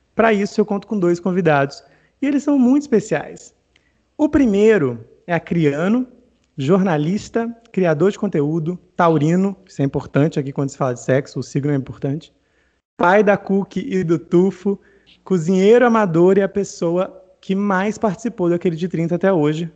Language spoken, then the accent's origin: Portuguese; Northeast Region, Brazil; eu sou nordestino